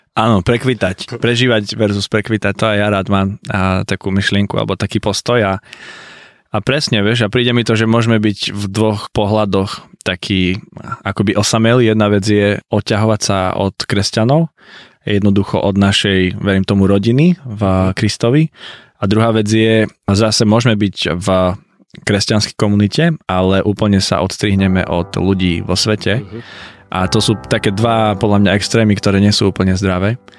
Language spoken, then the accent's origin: Slovak; Liptov region, Žilina Region, Slovakia; originálne som z Liptovského regiónu, na čo som eh, veľmi hrdý